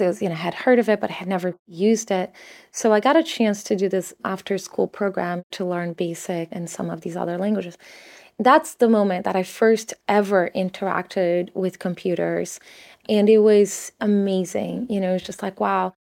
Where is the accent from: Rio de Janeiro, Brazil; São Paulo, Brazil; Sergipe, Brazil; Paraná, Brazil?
São Paulo, Brazil; moved away; My family just didn't have a lot growing up in Sao Paulo in Brazil